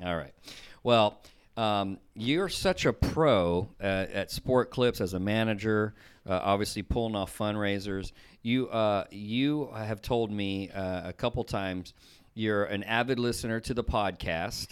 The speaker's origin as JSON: {"language": "English", "region": "the South", "country": "United States", "said": "somebody like me from the South"}